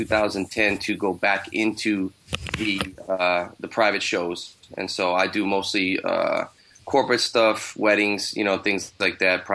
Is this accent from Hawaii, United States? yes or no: yes; Hawaii, United States; moved away as an adult; also born or lived in Boston, Massachusetts; now in Seattle, United States; I'm originally from Boston, and I moved to Hawaii at a young age, and so I grew up in Hawaii